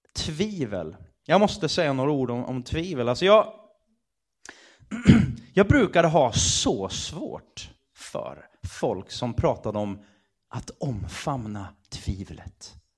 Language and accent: Swedish; Sweden; som svensk